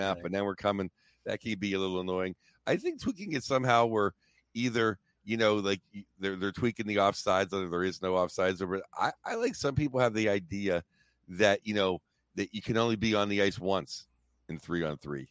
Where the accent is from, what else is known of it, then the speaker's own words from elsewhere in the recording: Pittsburgh, Pennsylvania, United States; I grew up in Pittsburgh, Pennsylvania